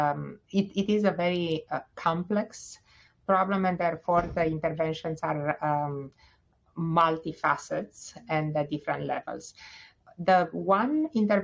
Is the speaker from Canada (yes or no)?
no; Romania; moved away as an adult; also born or lived in Bucharest, Romania / Stony Brook, New York / Cincinnati, Ohio; now in Indianapolis, United States; I am originally from Romania. I graduated the medical school at Carol Davila in Bucharest.